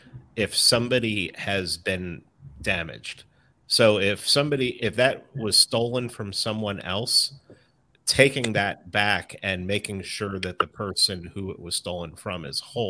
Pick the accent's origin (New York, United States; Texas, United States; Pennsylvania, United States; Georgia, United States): New York, United States; New York City; I grew up in the Bronx in an apartment building